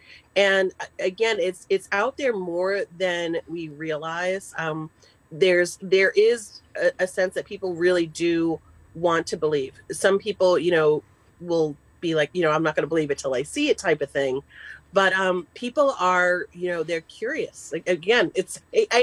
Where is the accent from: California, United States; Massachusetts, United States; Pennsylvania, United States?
Massachusetts, United States; moved away; I'm originally from Massachusetts